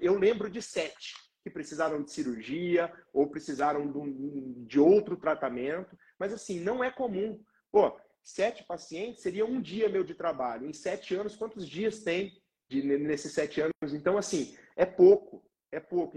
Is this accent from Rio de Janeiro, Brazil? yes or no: no; Londrina, Paraná, Brazil; sou aqui de Londrina, no Paraná